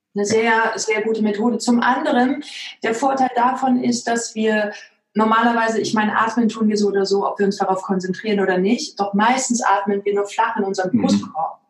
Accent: East Germany, Germany; ich bin im Osten groß geworden

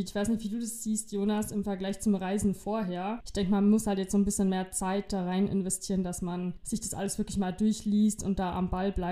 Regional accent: Germany; Das bedeutet, dass ich als Deutscher in ein, in ein einfaches Risikogebiet für 24 Stunden reisen kann und ich muss dann bei meiner Rückkehr nicht in Quarantäne.

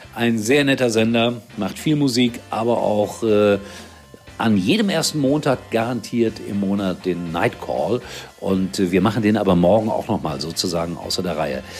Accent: Gelsenkirchen, North Rhine-Westphalia, Germany; das ist ja meine Heimat

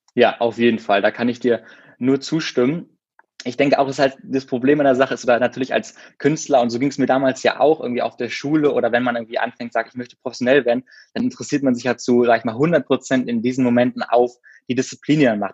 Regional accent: Berlin, Germany; ich komme aus Berlin und bin so auch in Berlin geboren

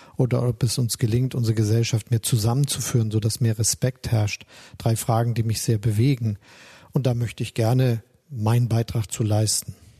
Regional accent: Hamburg, Germany; also born or lived in Osnabrück; Ich bin ja in der Hansestadt Hamburg aufgewachsen, der Freien und Hansestadt Hamburg

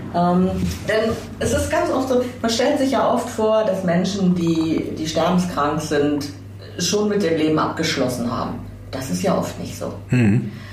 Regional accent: Radevormwald, North Rhine-Westphalia, Germany; moved away; also born or lived in Witten / Wuppertal / Hamburg; ich bin tatsächlich in, in Witten geboren, aber im Bergischen aufgewachsen

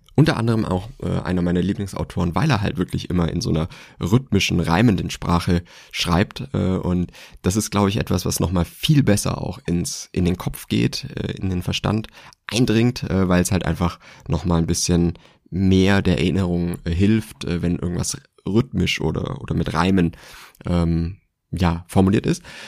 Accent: Swabia, Germany; ich bin gebürtiger Schwabe

